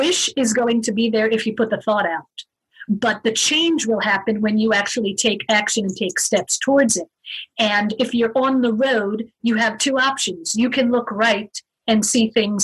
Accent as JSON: {"language": "English", "country": "Israel", "tie": "born or raised there", "also_born_or_lived": "United States", "moved": "as an adult", "lives_now": "Arizona, United States", "said": "I moved to Israel, lived there for 15 years, and went through schooling and my military time."}